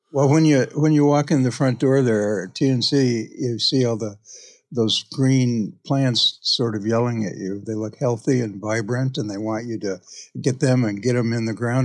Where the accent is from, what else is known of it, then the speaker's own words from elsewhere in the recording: Iowa, United States; now in Bainbridge Island, United States; where I grew up in Iowa